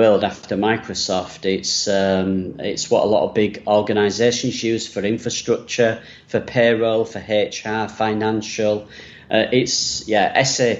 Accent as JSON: {"language": "English", "town": "Leeds", "region": "Yorkshire and the Humber", "country": "United Kingdom", "accent": "northern English", "moved": "as an adult", "said": "I'm from Leeds in England, which is northern England, about 2.5 hours away from London. So I do have a very northern English accent"}